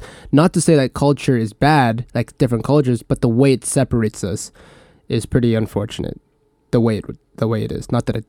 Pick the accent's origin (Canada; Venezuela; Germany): Canada; you're American, I'm Canadian, you're Chinese